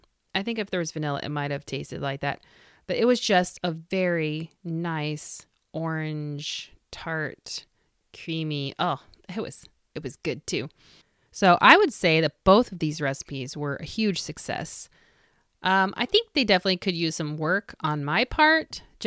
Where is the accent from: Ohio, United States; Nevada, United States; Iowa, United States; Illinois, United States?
Illinois, United States; I grew up in Vermilion County, Illinois. Much of my family is from the smaller communities that surround Danville.